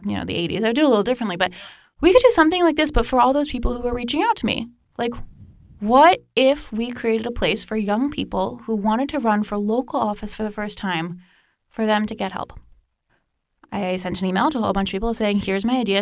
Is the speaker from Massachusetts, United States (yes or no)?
no; Northern Virginia, United States; I grew up in Northern Virginia